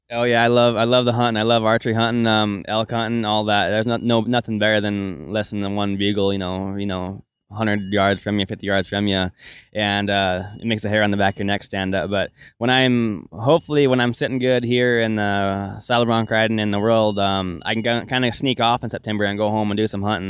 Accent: Melstone, Montana, United States; I'm from Millstone, Montana, and I grew up in a ranch and rodeo family

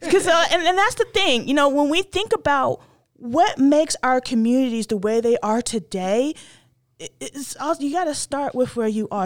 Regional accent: northern North Carolina, United States; I am from North Carolina. I'm from the northern part of the state

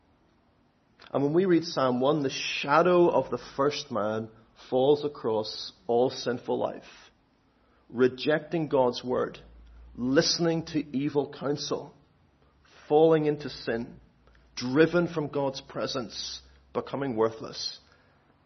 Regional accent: Northern Ireland, United Kingdom; I'm Northern Irish

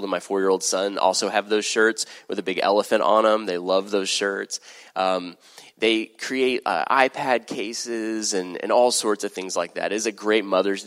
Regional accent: Texas, United States; I'm from Texas

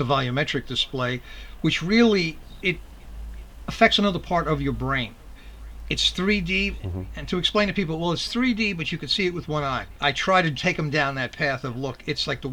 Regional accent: New York City, New York, United States; I was born and raised in Manhattan

